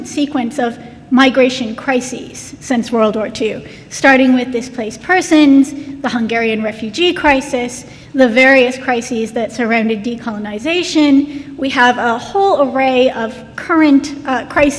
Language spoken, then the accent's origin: English; United States; moved away as an adult; now in United Kingdom; As an American coming to the UK